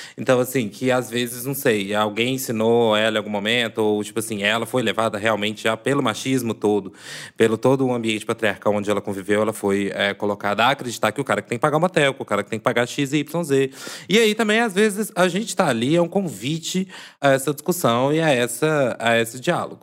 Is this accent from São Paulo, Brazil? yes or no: no; Divinópolis, Minas Gerais, Brazil; sou do interior de Minas, já, né, assim, declarei que sou de Divinópolis